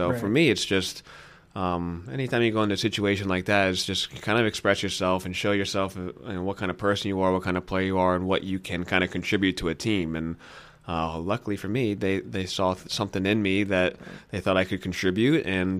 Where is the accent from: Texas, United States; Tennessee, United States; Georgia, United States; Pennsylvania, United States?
Georgia, United States; Atlanta; moved away as an adult; now in Austin, United States; Yeah, and I'm actually born and raised in Atlanta